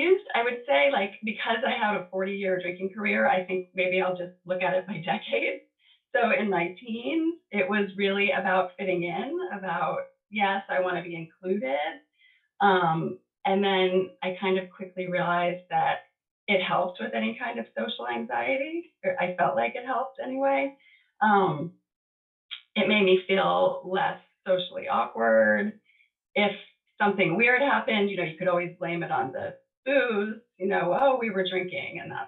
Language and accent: English; Baltimore, Maryland, United States; moved away as an adult; also born or lived in New York State / San Diego; I went from like a really big, diverse school in Baltimore. I had moved from New York State to Baltimore